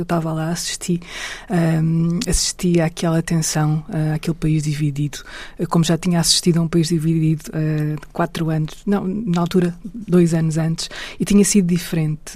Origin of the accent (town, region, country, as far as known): Portugal